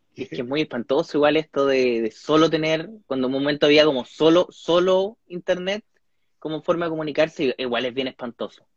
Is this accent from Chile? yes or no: yes; Chile; moved away as an adult; now in California, United States; soy un humorista chileno, actualmente radicado en el extranjero